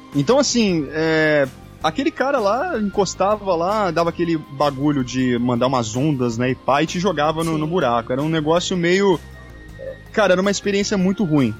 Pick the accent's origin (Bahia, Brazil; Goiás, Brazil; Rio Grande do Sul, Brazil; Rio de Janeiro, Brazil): Rio de Janeiro, Brazil; Volta Redonda; moved away as an adult; now in São Paulo, Brazil; eu sou do Rio de Janeiro, não da cidade, sou do estado do Rio, da cidade de Volta Redonda.